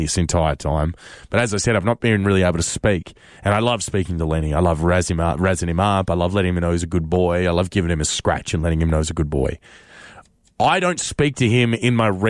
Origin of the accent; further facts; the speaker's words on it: Australia; accent: Australian; my Australian accent